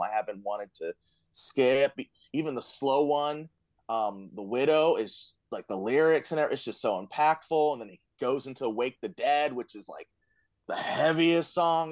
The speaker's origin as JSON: {"language": "English", "region": "Florida", "country": "United States", "moved": "yes", "said": "I'm from Florida. This is my first winter up here"}